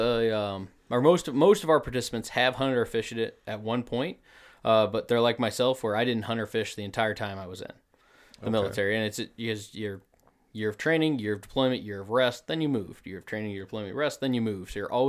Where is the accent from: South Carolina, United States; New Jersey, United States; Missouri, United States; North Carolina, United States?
Missouri, United States; now in Wisconsin, United States; So I did not grow up in Wisconsin. I grew up in the Ozarks of Missouri.